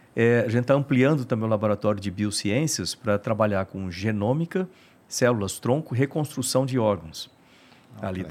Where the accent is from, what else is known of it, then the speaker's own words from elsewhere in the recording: Bauru, São Paulo, Brazil; moved away; eu sou lá de Bauru